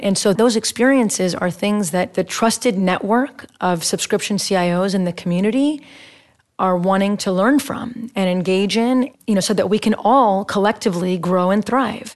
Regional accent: Texas, United States; now in Bay Area, United States; I'm from Texas

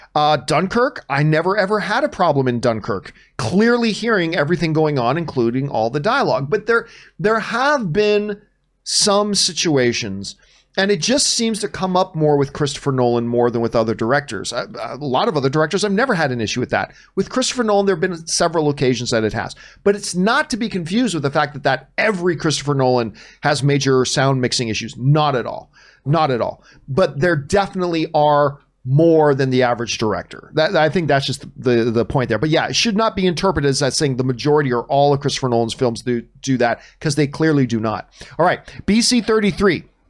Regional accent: Canada; I'm Canadian.

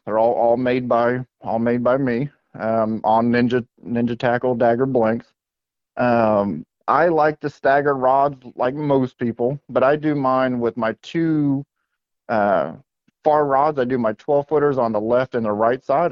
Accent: West Palm Beach, Florida, United States; growing up in South Florida, I was born and raised in West Palm Beach, Florida

